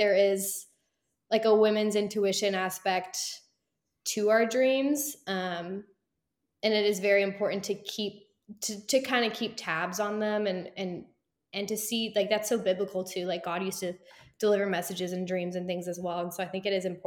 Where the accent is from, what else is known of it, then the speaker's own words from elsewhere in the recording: Texas, United States; I'm born and raised in Texas